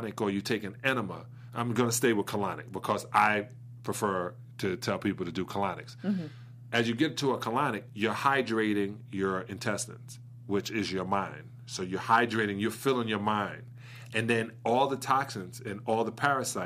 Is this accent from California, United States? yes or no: no; New York City, New York, United States; moved away; Brooklyn, New York